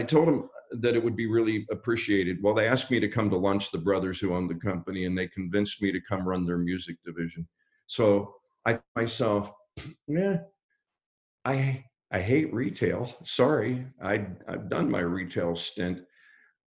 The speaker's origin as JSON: {"language": "English", "town": "Pittsburgh", "region": "Pennsylvania", "country": "United States", "moved": "yes", "said": "I'm from Pittsburgh"}